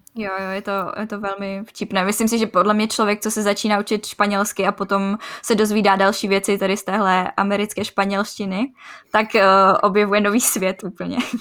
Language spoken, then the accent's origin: Czech; Czechia; u nás v Čechách